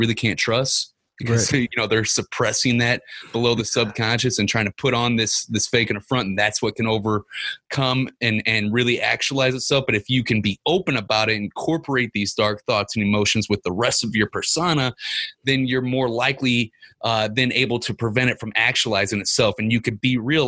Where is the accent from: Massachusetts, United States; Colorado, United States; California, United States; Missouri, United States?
Missouri, United States; Ferguson; I grew up in Ferguson, Missouri